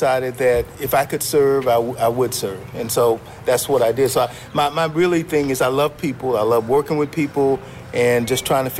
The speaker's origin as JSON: {"language": "English", "region": "North Carolina", "country": "United States", "tie": "born or raised there", "also_born_or_lived": "Indiana / Texas", "moved": "as an adult", "lives_now": "Denton, United States", "said": "I grew up in North Carolina, and a little small town, 12,000 people"}